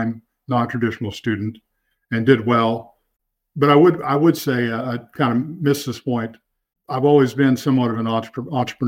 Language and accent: English; Nevada, Missouri, United States; moved away as an adult; also born or lived in Joplin, Missouri; now in Northwest Arkansas, United States; Grew up on a farm near Nevada, Missouri.